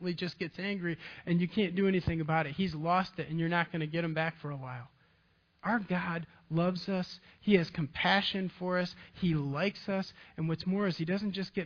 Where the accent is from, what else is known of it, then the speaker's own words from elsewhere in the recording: Ravenna, Michigan, United States; I grew up in a farming community, Ravana, Michigan